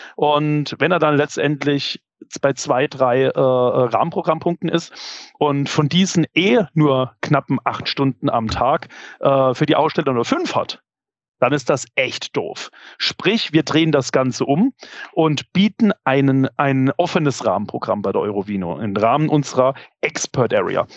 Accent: Karlsruhe, Baden-Württemberg, Germany; als Karlsruher

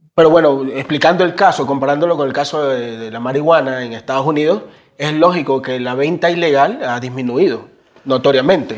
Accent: Guayaquil, Guayas, Ecuador; nosotros somos de la Tulcán y la B, por la entrada de la Boca del Diablo, Cristo el Consuelo, un barrio muy aliñado

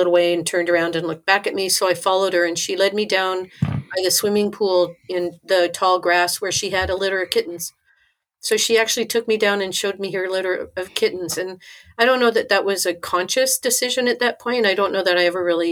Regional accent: Tempe, Arizona, United States; also born or lived in Washington, D.C. / California; when I was 10, we moved to Arizona, and I lived there and pretty much grew up there in Tempe

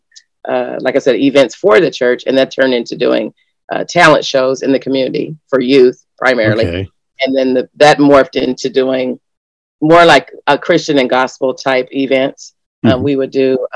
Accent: Los Angeles, California, United States; now in Alaska, United States; growing up around Los Angeles, and then my mom came here

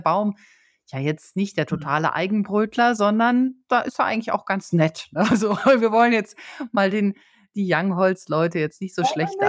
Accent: Germany; als Deutscher

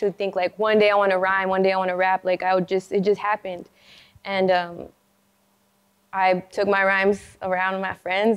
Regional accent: El Paso, Texas, United States; I'm from El Paso, Texas

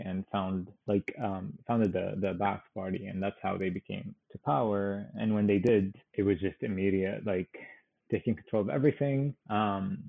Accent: Syria; moved away as an adult; also born or lived in Damascus; now in United States; I've only been born into this regime

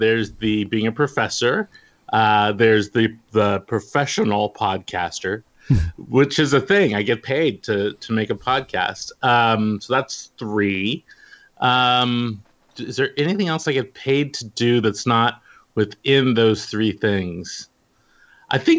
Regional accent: the Bay Area, California, United States; growing up in the Bay Area

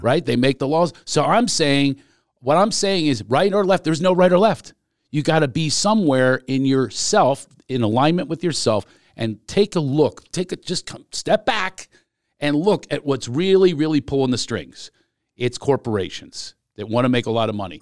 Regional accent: Philadelphia, Pennsylvania, United States; we are both from Philadelphia

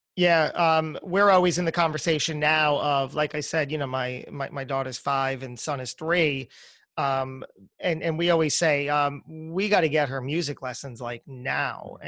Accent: New Jersey, United States; moved away as an adult; also born or lived in New York; I was born and raised in New Jersey

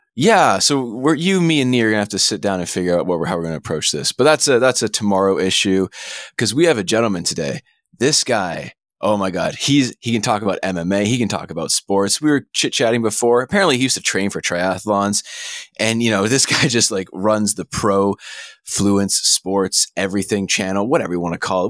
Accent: Canada; being Canadian

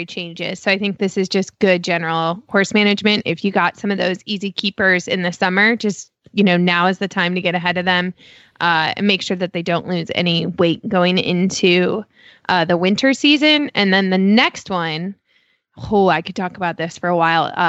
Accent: Chicago, Illinois, United States; now in Damascus, Maryland, United States; I grew up in Chicago and like worked in a barn my whole life, like as a teenager

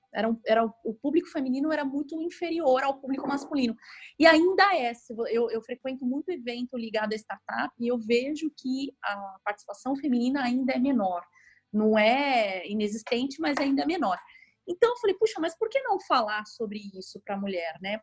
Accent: São Paulo, Brazil; moved away as an adult; now in Rio de Janeiro, Brazil; eu, na verdade, sou de São Paulo, eu moro no Rio há seis anos

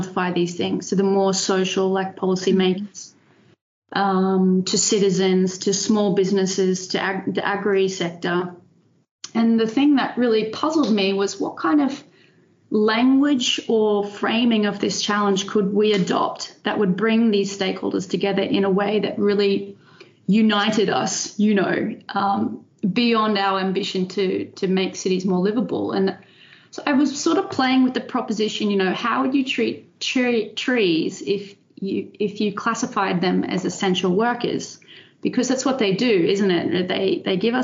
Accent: Brisbane, Queensland, Australia; moved away as an adult; also born or lived in Netherlands; now in Delft, Netherlands; I'm Australian. So I was born and raised in Brisbane in Australia.

